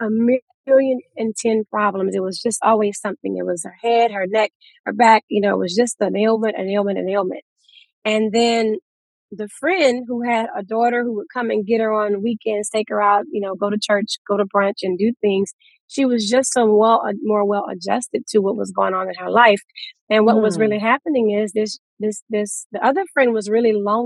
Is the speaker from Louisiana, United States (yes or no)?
yes; Louisiana, United States; now in Houston, United States; We're from Louisiana